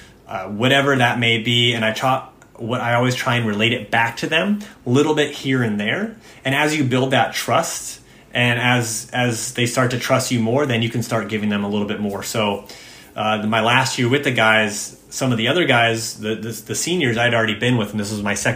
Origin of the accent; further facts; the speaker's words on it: United States; I'm an American